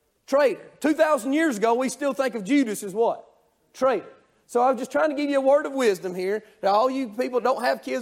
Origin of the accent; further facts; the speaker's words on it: North Georgia, United States; I'm from Georgia, North Georgia